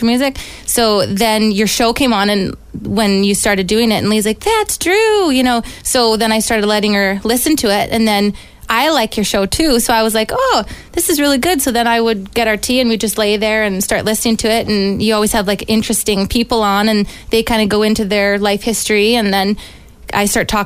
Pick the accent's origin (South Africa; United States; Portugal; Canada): Canada; Victoria, British Columbia; also born or lived in Campbell River, British Columbia; now in Olds, Canada; I grew up in Vancouver Island in Victoria and Campbell River, and I'm out in Alberta here